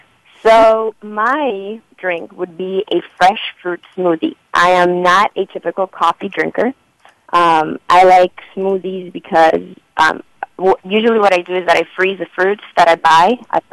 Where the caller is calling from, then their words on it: Chicago, Illinois, United States; I'm calling from Chicago.